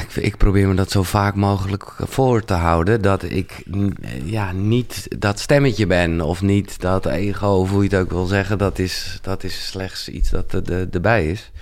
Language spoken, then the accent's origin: Dutch; Haarlem, North Holland, Netherlands; geboren in Haarlem, 1977